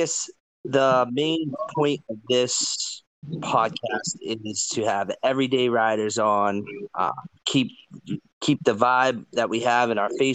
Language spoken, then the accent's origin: English; Western Massachusetts, United States; I grew up in Western Massachusetts